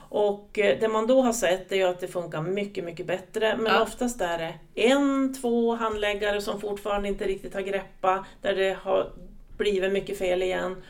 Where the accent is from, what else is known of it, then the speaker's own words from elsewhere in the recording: southern Lapland, Sweden; accent: Norrland dialect; Kommer från en liten kommun i södra Lappland. Mm. Så att om någon tycker att jag pratar norrländska så kan det stämma